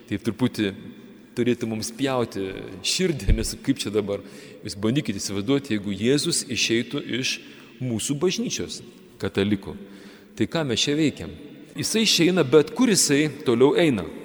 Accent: Kretinga, Klaipėda County, Lithuania; mes, žemaičiai, kretingiškiai

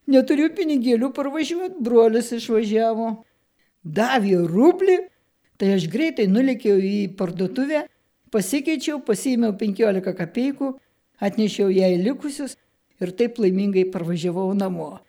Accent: Kelmė, Šiauliai County, Lithuania; Susirinko jaunimėlis mano tėviškiai pas tėvelius. Mama, prisimenu, išvirė vakarienę, pavalgėm visi ir 11 val. iškeliavom iš kelmės pėstute į Šiluvą.

